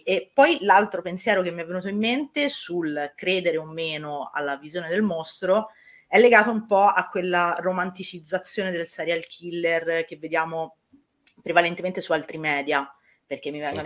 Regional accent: Tuscany, Italy; io sono toscana

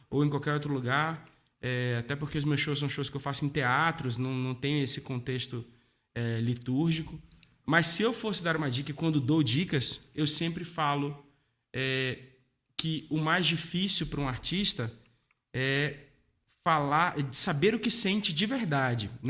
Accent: Amazonas, Brazil; also born or lived in Paraíba; Mas eu já passei por Rio de Janeiro, é, eu nasci na Paraíba, eu cresci no Amazonas, é, enfim, e mais um monte de outros lugares aí.

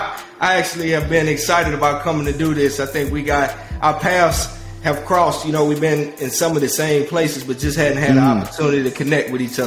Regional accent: South Park, United States; I grew up in South Park, which is a low-income hood.

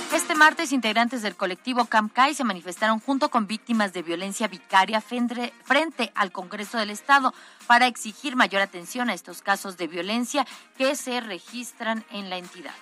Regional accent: Mexico

